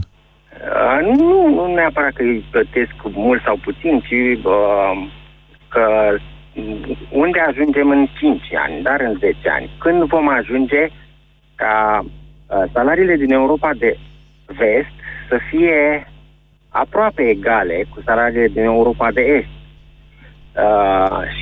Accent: Pitești, Argeș, Romania; Sunt din Pitești

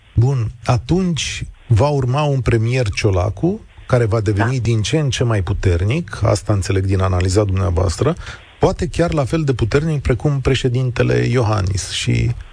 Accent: Romania; sunt român

